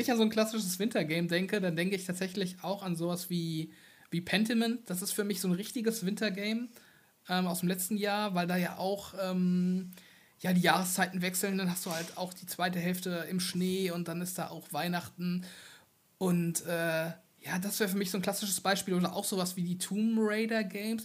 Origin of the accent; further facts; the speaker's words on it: Germany; ich komme ja aus dem Rheinland und äh, auch eher aus dem ländlichen Bereich